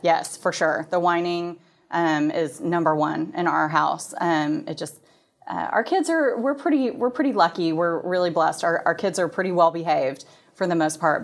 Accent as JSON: {"language": "English", "town": "Plano", "region": "Texas", "country": "United States", "tie": "born or raised there", "said": "I am from the Dallas area. I grew up in Plano"}